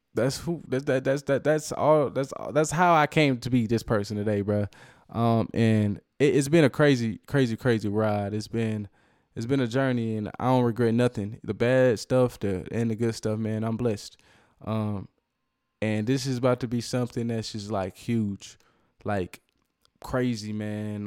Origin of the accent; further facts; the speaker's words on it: Cedar Hill, Texas, United States; also born or lived in Dallas, Texas / Oak Cliff / Duncanville; that's where I graduated high school from. It's really where I grew up